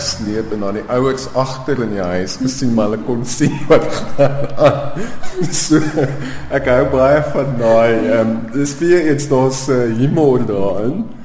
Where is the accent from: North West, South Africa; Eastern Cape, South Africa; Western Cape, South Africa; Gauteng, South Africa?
Gauteng, South Africa; Pretoria; my kinderjare in Pretoria